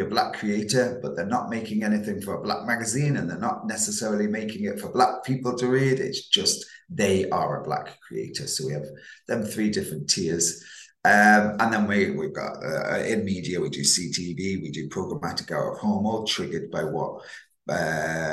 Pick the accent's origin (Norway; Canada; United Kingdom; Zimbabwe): United Kingdom; Manchester, North West England; accent: Manchester; also born or lived in Isle of Man; But born in the Isle of Man, grew up around the Northwestern and Manchester. Definitely got a Manchester accent